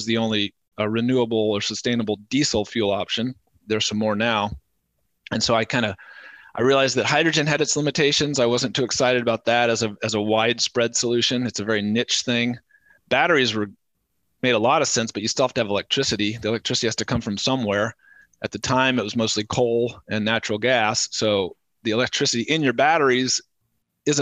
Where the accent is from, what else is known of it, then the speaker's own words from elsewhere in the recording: Lawrence, Kansas, United States; came back to my hometown in Lawrence, Kansas